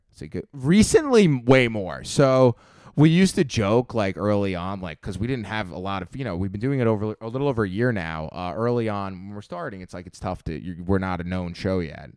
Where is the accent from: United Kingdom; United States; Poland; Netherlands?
United States; Long Island, New York; moved away as an adult; now in Manhattan, United States; I'm twenty-five years old, originally from, uh, Long Island